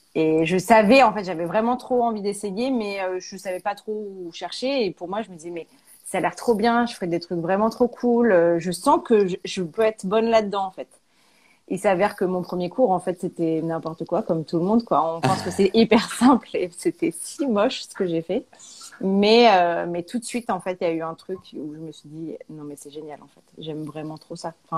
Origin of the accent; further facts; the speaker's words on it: Auvergne-Rhône-Alpes, France; moved away as an adult; also born or lived in Paris; now in Clermont-Ferrand, France; on est originaire d'Auvergne